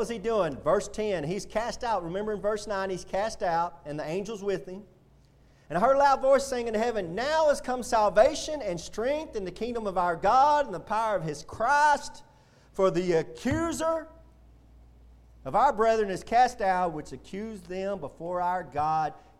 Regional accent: United States; being an American citizen

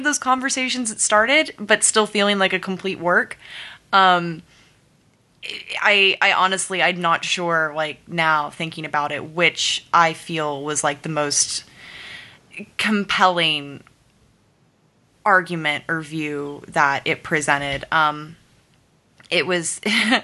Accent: the Bible Belt, United States; I grew up in the Bible Belt.

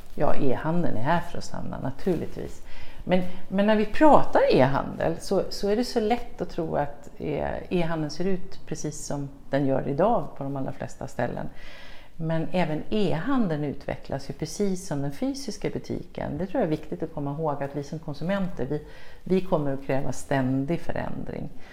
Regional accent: Sweden

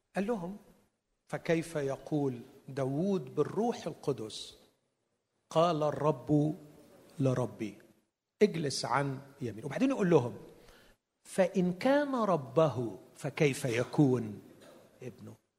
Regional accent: Egypt; عندنا في مصر

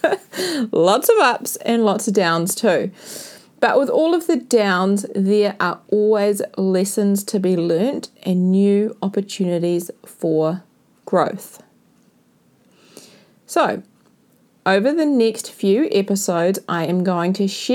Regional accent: New Zealand; I went back to New Zealand after my 5 to 6 month adventure around South and Central America and the Cook Islands. I've spent a lot of time with family and friends, and I found a new appreciation for my hometown

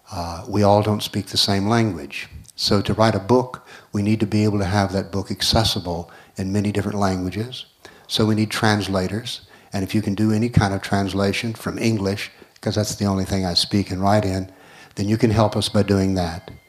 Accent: North Macedonia; I came from Macedonia, as I said, and the governments there are doing what they call synchronizing the histories.

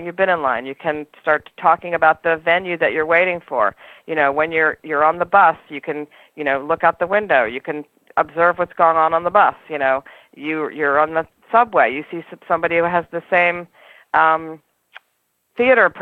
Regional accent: New York City, New York, United States; I'm a New Yorker

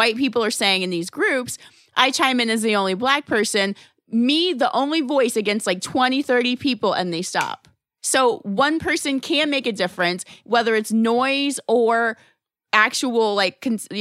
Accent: Midwest, United States; moved away; I have some friends that I grew up with in the Midwest

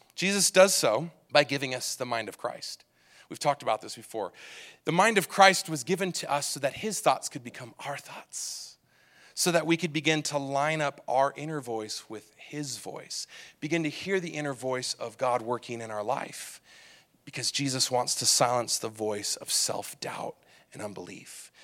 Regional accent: Southern California, United States; When I was a kid growing up in Southern California

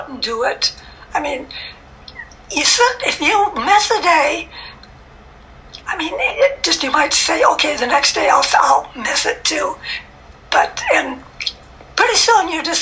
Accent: Minnesota, United States; now in Atlanta, United States; I'm from Minnesota.

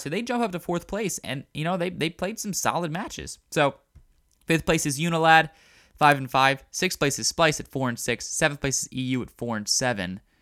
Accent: Baltimore, Maryland, United States; I'm from Baltimore

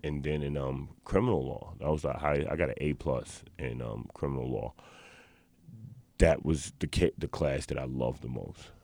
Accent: New York City, New York, United States; I was born and raised in the South Bronx

